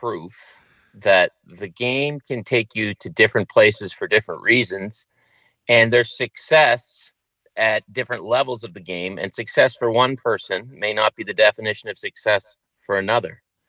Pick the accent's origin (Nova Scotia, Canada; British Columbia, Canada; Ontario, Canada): Nova Scotia, Canada; Pictou County; born or raised there